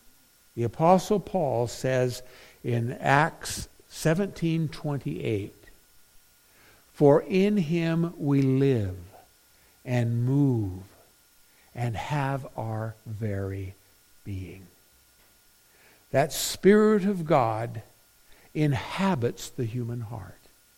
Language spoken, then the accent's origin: English; Philippines; now in United States; I grew up in the Philippines, a missionary's kid. And man, could I play basketball. But when we came to the States, baseball was what they played in the summer.